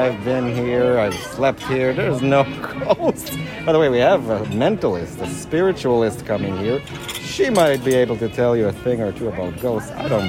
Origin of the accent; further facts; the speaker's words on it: Chicago, Illinois, United States; I'm from Chicago. We don't believe in those things.